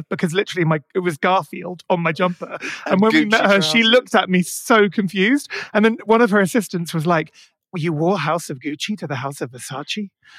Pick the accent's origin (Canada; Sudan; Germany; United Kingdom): United Kingdom; Maidenhead, South East England; I grew up in Maidenhead in Berkshire.